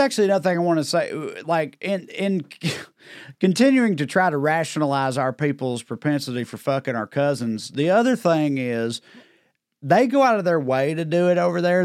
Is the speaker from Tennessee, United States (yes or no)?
yes; Celina, Tennessee, United States; I grew up in Salina, Tennessee